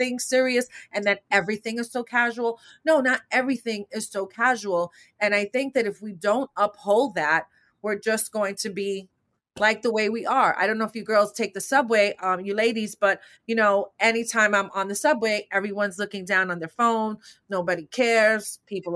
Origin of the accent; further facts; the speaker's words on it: New York, United States; growing up in New York, growing up in my neighborhood